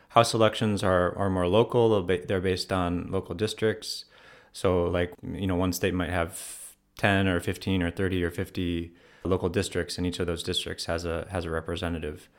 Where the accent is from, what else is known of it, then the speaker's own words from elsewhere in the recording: Ohio, United States; moved away as an adult; also born or lived in Spain / Morocco / Washington, D.C.; now in Freiburg, Germany; I'm from Ohio originally